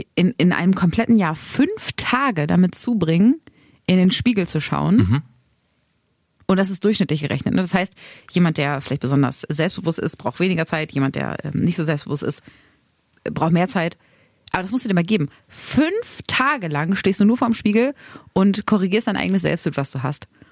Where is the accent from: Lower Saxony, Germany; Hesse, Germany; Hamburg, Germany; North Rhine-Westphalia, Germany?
Lower Saxony, Germany; Braunschweig; in meinem Heimatdorf in Mascherode